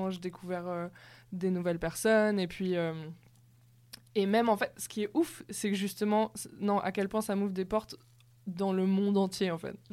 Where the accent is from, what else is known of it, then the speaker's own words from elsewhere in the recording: France; now in Brussels, Belgium; Moi, je suis française.